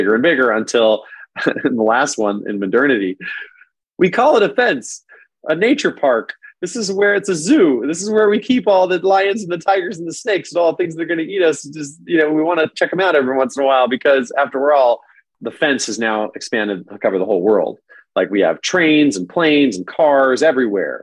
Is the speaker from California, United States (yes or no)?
yes; San Diego, California, United States; first language English; I grew up in San Diego